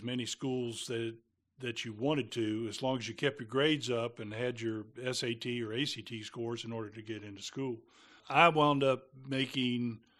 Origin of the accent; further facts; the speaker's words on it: Lima, Ohio, United States; also born or lived in West Virginia / Michigan; I was born in Lima, Ohio. Then we moved to West Virginia for part of my childhood, back to Ohio for about 5 years, and then back to West Virginia, Michigan for 2.5. And then graduated from the school Lima Bath in Ohio.